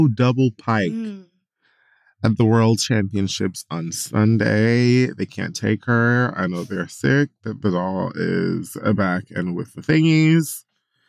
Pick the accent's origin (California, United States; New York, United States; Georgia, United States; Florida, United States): Florida, United States; Miami; my hometown of Miami